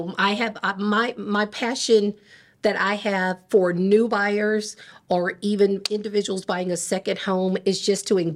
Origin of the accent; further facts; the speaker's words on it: Denver, Colorado, United States; moved away; I actually was born in Denver, Colorado